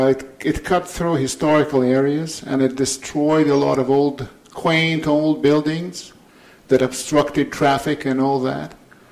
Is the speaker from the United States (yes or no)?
no; Moscow, Russia; born or raised there